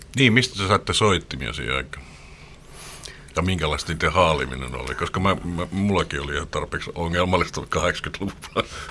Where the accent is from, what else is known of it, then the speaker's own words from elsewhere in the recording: Espoo, Uusimaa, Finland; meillä Espoossa